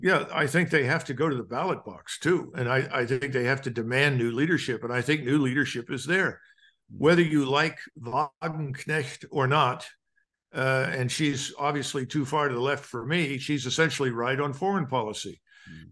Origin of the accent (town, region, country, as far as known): United States